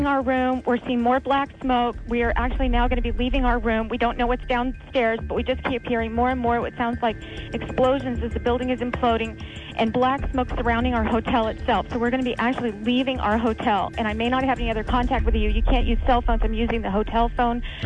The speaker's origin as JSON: {"language": "English", "region": "California", "country": "United States", "moved": "yes", "lives_now": "New York, United States", "said": "I'm from California"}